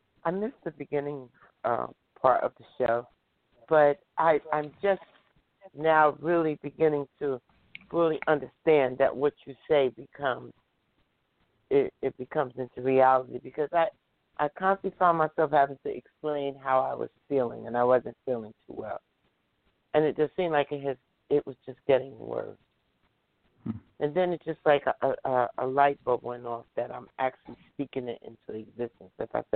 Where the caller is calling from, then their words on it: New Jersey, United States; I'm calling from New Jersey.